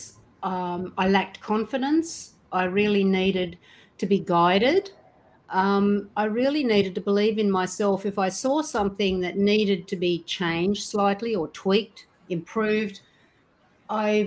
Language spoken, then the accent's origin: English; east coast of Australia, Australia; I was born and raised in Australia, on the east coast of Australia.